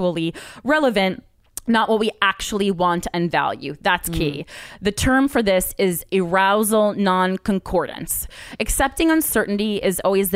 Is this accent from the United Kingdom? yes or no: no; New Jersey, United States; we're both from Jersey